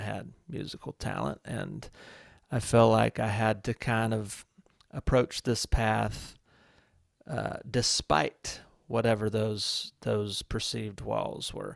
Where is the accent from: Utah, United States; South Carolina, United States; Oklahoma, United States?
South Carolina, United States; Walhalla; moved away; growing up in Walhalla, South Carolina, a town